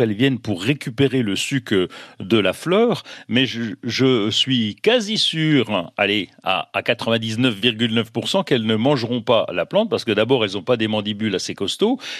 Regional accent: Bourgogne-Franche-Comté, France; chez nous en Franche-Comté

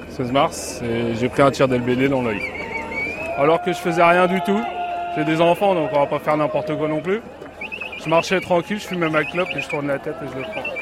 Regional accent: Aube, Grand Est, France

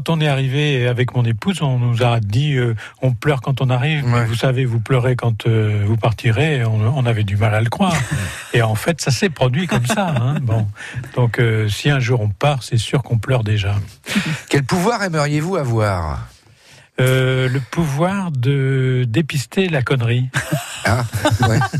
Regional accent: La Ferté-Bernard, Pays de la Loire, France; now in Nord-Pas-de-Calais, France; Je suis né à La Ferté-Bernard, dans la Sarthe.

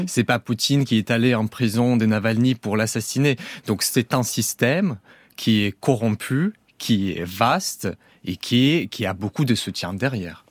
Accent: Belarus; moved away as an adult; je ne suis pas russe moi-même d'origine. J'ai vécu au Belarus jusqu'à mes 17 ans

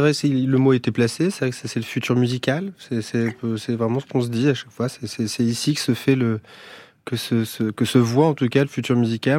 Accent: Brest, Brittany, France; also born or lived in Paris; now in Bourges, France; je viens de Brest, j'habite à Bourges, je navigue entre Bourges et Paris

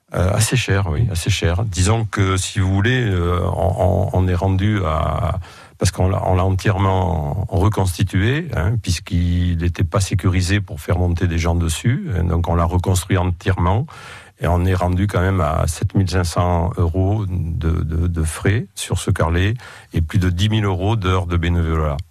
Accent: Roque de Thau, Nouvelle-Aquitaine, France; je suis né à Roque de et j'y ai toujours vécu et travaillé d'ailleurs.

